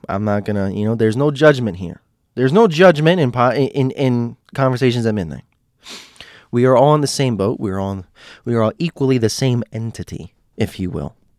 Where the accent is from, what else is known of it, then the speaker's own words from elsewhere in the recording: United States; my Americans